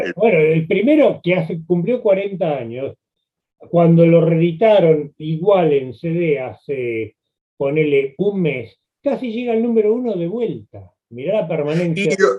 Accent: Buenos Aires, Argentina; yo soy de Flores, viví muchos años ahí

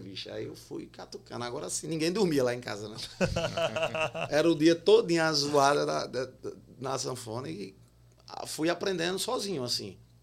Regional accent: Campina Grande, Paraíba, Brazil; Eu sou de Campina Grande

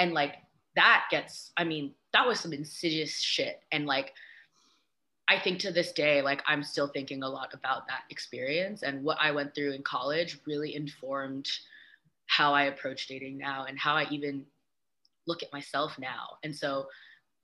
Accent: the Bay Area, California, United States; I grew up in the Bay

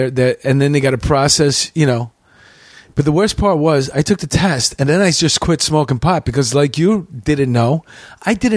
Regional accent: New York City, New York, United States; also born or lived in Whitestone, Queens / Bayside, Queens; I grew up in Astoria

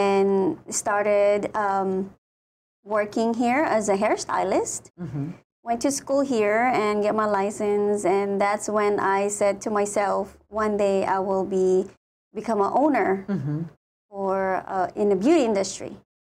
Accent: Batac, Ilocos Region, Philippines; moved away as an adult; also born or lived in Laoag; now in Hawaii, United States; I born and raised in the Philippines

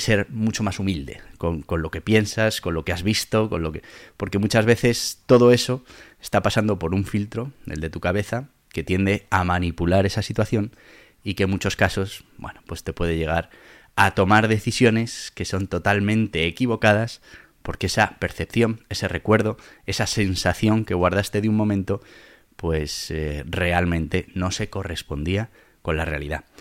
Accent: Madrid, Community of Madrid, Spain; also born or lived in Caparroso, Navarre; siempre eres el de Madrid

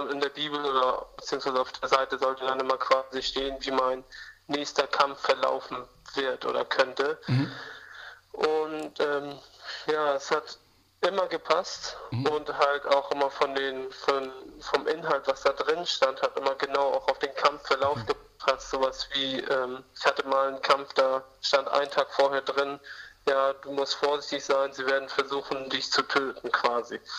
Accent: Armenia; ich verbinde mit Kreta einfach ähm, meine Heimat in Armenien, wo ich leider nicht hin kann, mhm. aufgrund der Wehrpflicht.

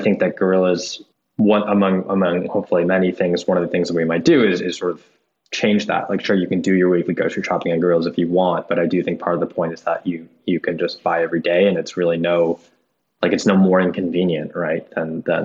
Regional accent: outside Boston, Massachusetts, United States; now in New York, United States; I grew up outside Boston in a sleepy town

